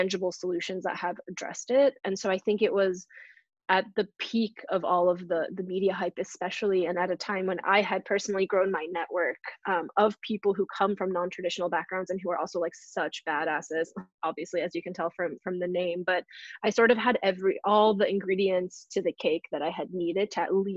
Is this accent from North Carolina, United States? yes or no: no; New Hampshire, United States; moved away as an adult; now in New York City, United States; I'm from New Hampshire. I grew up to a family of immigrants.